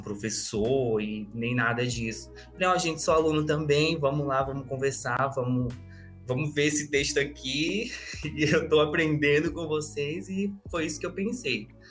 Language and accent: Portuguese; Acre, Brazil; Eu sou do Acre e curso letras na, na Federal de lá